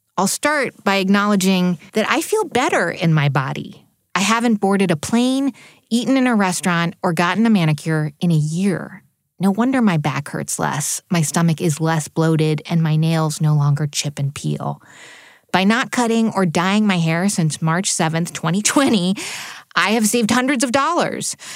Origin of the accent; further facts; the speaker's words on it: New Jersey, United States; also born or lived in New York City; I was born in New York City and grew up in New Jersey